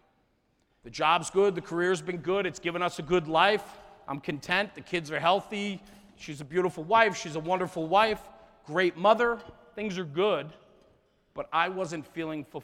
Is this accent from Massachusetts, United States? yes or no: no; New Jersey, United States; I'm from New Jersey